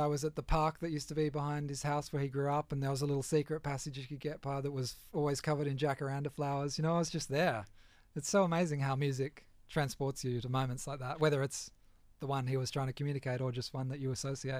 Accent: Balmain, New South Wales, Australia; we were right down in Balmain East before it was, you know, all developed.

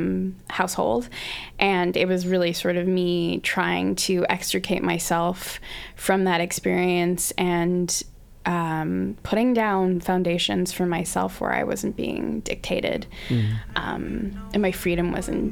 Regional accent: Australia; now in North America; But yeah, I grew up in Australia

